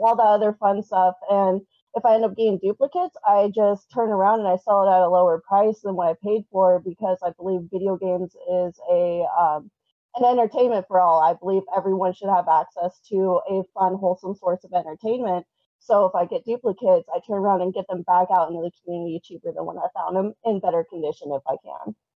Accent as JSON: {"language": "English", "town": "Portland", "region": "Oregon", "country": "United States", "said": "I am from the Portland, Oregon uh, area."}